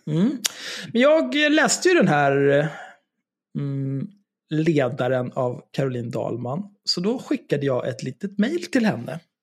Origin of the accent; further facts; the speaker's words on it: Stockholm, Stockholm County, Sweden; jag är född och uppvuxen på Söder